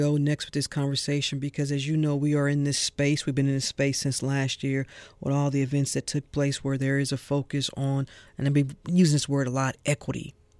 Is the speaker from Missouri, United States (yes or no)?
yes; St. Louis, Missouri, United States; now in Georgia, United States; there's a landmark in my hometown in St. Louis, Missouri